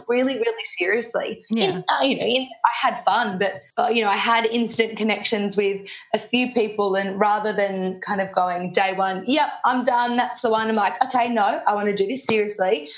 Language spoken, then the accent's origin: English; Melbourne, Victoria, Australia; grew up in Melbourne, so um, had a really nice, lovely, cushy life